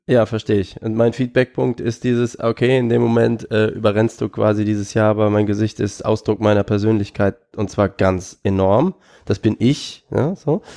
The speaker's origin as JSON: {"language": "German", "town": "Aachen", "region": "North Rhine-Westphalia", "country": "Germany", "said": "ich komme ja aus Aachen"}